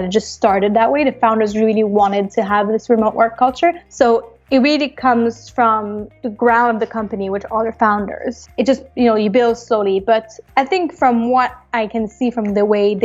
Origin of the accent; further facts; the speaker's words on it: Montreal, Quebec, Canada; I am from Montreal, Canada. So I was born and raised there